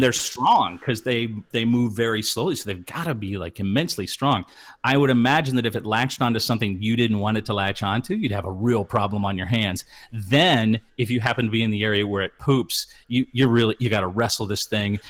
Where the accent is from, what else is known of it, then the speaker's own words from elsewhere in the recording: Midwest, United States; growing up in the Midwest